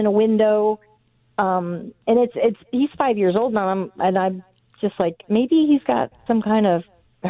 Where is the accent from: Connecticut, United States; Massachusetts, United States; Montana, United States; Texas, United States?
Connecticut, United States; now in Florida, United States; I'm from Connecticut.